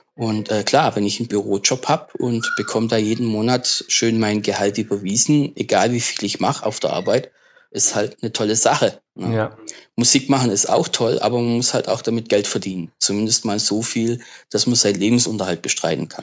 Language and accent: German; das Ländle, Baden-Württemberg, Germany; ich komme halt aus dem Ländle, ne? Äh, Süddeutschland aus dem Ländle.